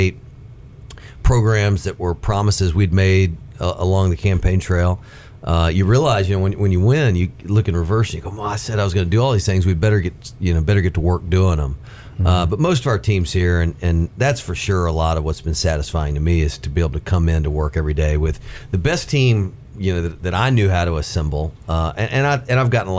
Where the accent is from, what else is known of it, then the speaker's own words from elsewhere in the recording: Hixson, Tennessee, United States; also born or lived in Nashville; I grew up in Hickson, kind of deep out on Big Ridge, and had a lot of TVA land behind my house